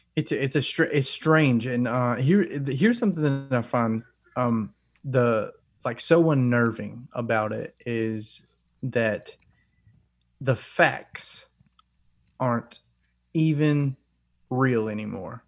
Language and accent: English; North Alabama, United States; I grew up in North Alabama